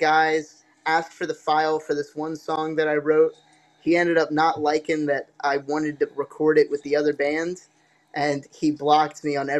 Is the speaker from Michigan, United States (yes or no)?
no; New Jersey, United States; I'm from Jersey.